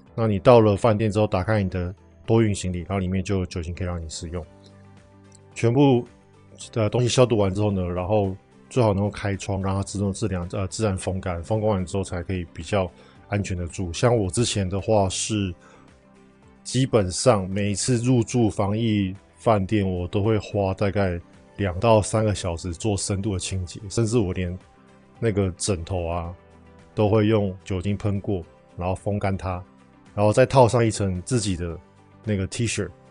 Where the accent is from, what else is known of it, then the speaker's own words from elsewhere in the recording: Taiwan; 我们台湾人